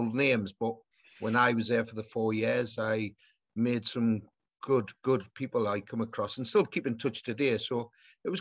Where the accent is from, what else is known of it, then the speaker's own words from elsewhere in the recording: Newcastle upon Tyne, North East England, United Kingdom; my hometown club